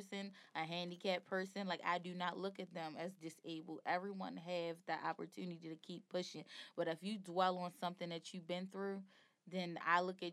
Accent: Baltimore, Maryland, United States; also born or lived in Kentucky; I'm from Baltimore, Maryland, but I lived in Kentucky for about 4 years.

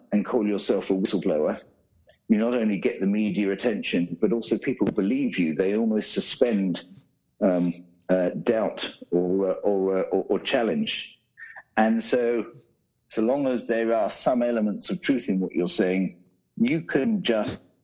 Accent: United Kingdom; especially not as being a Brit.

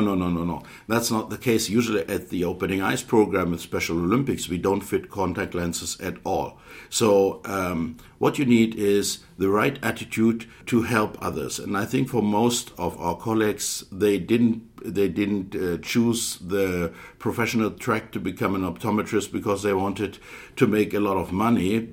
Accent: Hildesheim, Lower Saxony, Germany; also born or lived in Aalen; I'm a German optometrist I finished my education in 1989 at the Hochschule Aalen in the southern part of uh, Germany, and I am self employed in a specialty contact lens practice in my hometown, Hildesheim, which is in the northern part of Germany

